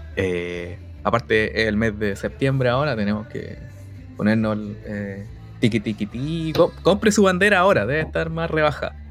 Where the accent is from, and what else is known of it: Chile